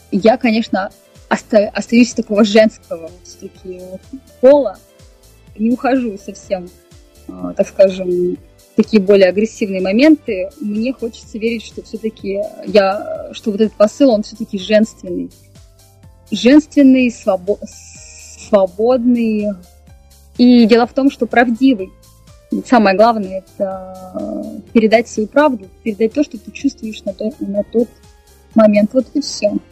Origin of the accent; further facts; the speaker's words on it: Ural, Russia; born there; Так как сама я родилась на Северном Урале, конечно же, там у нас немного сурово, так скажем